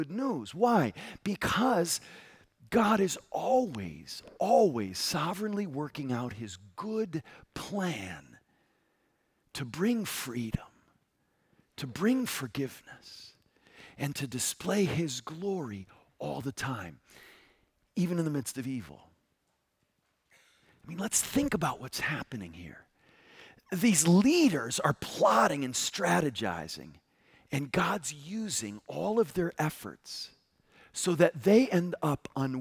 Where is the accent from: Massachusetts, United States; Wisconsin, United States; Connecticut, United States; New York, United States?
Connecticut, United States; I grew up in Connecticut